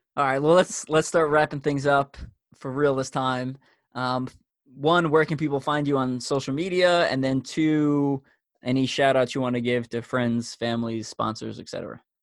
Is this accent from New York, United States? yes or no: yes; Long Island, New York, United States; I grew up on Long Island, New York, which I'm I'm pretty sure a lot of people can tell by my accent